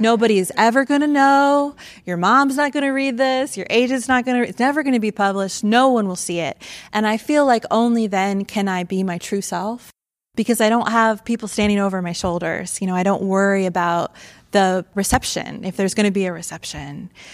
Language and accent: English; Mansfield, Ohio, United States; moved away as an adult; also born or lived in Athens County, Ohio / New York / California / Michigan; I grew up in Mansfield, Ohio, home of the Shawshank Redemption